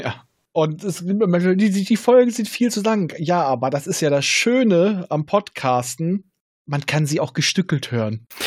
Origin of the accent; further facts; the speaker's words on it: Northern Germany, Germany; als Norddeutscher